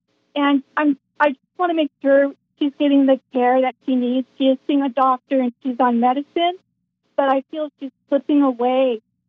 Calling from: Rancho Cucamonga, California, United States; I'm calling from Rancho Cucamonga, California.

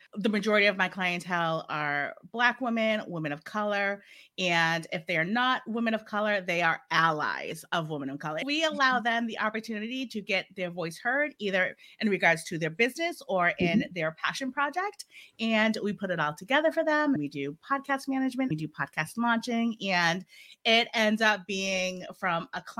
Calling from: Massachusetts, United States; So I am joining you from Massachusetts in the United States of the Americas.

